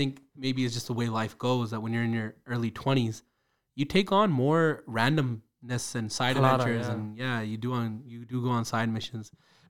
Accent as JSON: {"language": "English", "town": "Calgary", "region": "Alberta", "country": "Canada", "said": "I'm from Northeast Calgary, so I don't know what Saripind is like."}